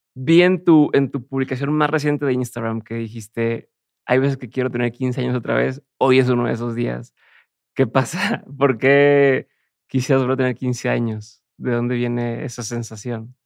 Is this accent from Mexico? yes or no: yes; Mexico; yo, soy de México